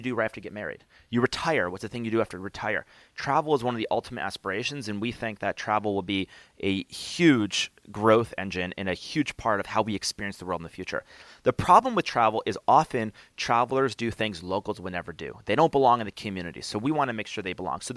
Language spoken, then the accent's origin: English; Albany, New York, United States; I grew up in Albany, New York